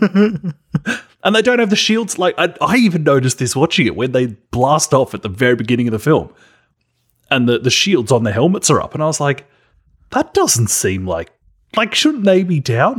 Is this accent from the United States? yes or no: no; Australia; accent: Australian